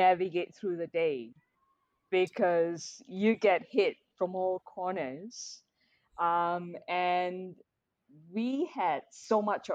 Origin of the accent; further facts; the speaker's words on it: Petaling Jaya, Selangor, Malaysia; having grown up in PJ, my mum, both my parents are third generation Malaysian. They were born here